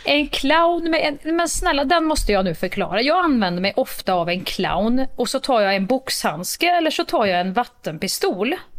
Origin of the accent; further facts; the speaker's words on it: Värmland, Sweden; accent: Värmländska; min värmländska variant av pampigt